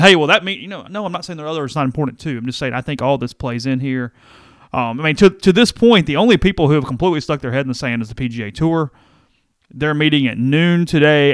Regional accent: United States; as American media consumers

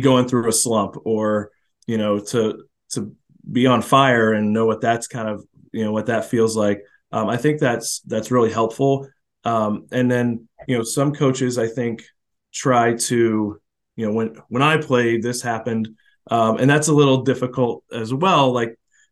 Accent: Florida, United States; moved away; I come from Florida where it's baseball and it's serious and it's a certain way you play it

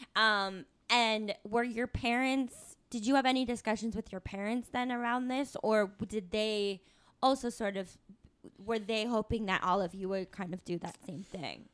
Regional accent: Tucson, Arizona, United States; come from a college town, too, which is Tucson

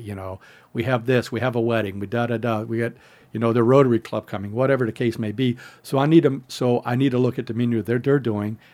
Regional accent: San Diego, California, United States; I was from San Diego area

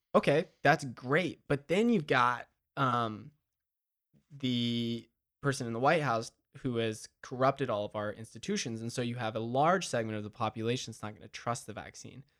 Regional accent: Madison, Georgia, United States; my hometown of Madison

